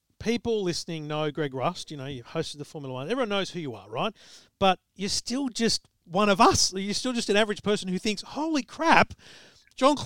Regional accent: Griffith, New South Wales, Australia; I'm from Griffith

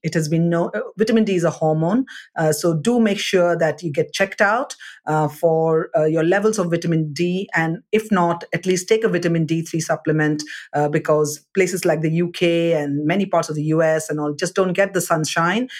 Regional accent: South India, India; I'm from South India

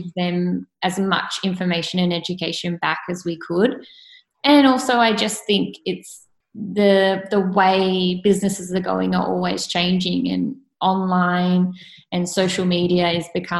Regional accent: Sydney, New South Wales, Australia; also born or lived in Clovelly; I was born and bred in Coogee and that's still my local

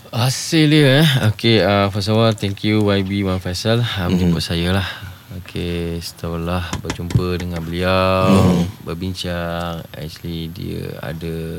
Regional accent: Malaysia; saya ni datang dari Malaysia

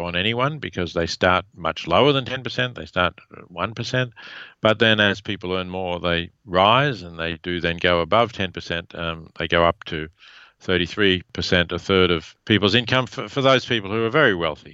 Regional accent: Australia; accent: Australian; now in United States; my Australian accent

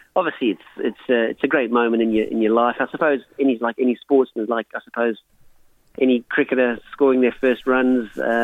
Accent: South Africa; moved away as an adult; now in Australia; growing up in South Africa as a young kid

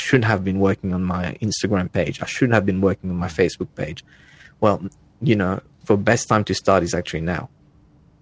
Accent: Mauritius; moved away as an adult; also born or lived in Australia; now in Northern California, United States; I was born in Africa, on an island off the coast of Africa, to be more precise

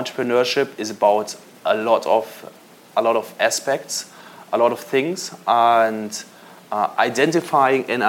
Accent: Munich, Bavaria, Germany; I grew up in Munich

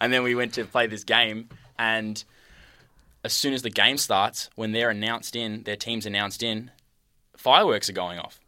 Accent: Hoppers Crossing, Victoria, Australia; also born or lived in Point Cook / Utah; so I grew up in Hoppers and then just recently moved to Point Cook.

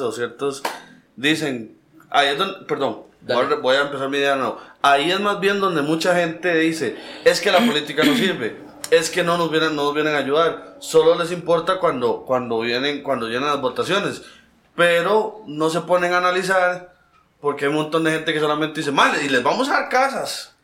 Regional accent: Mercedes Norte, Heredia, Costa Rica; yo soy de Mercedes Norte, nací en Mercedes Norte, después vine para acá

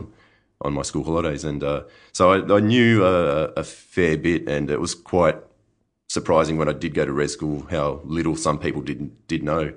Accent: Griffith, New South Wales, Australia; moved away as an adult; also born or lived in Hunter Valley, New South Wales; now in Yarra Valley, Australia; I was from Griffith

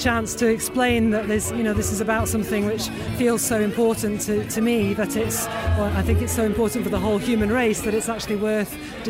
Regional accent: near Hebden Bridge, Yorkshire and the Humber, United Kingdom; I'm from near Hebden Bridge in West Yorkshire.

